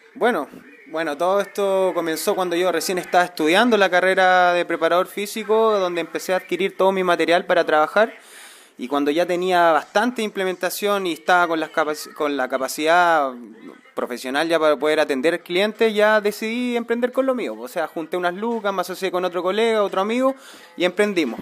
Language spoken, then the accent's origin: Spanish; Placilla, Valparaíso, Chile; soy de Placilla, vivo ya hace 10 años acá en el sector